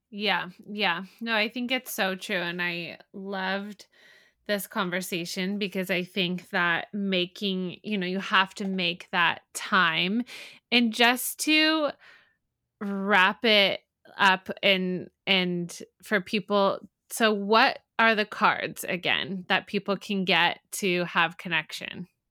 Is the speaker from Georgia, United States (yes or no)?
no; San Diego, California, United States; now in Midwest, United States; I'm from San Diego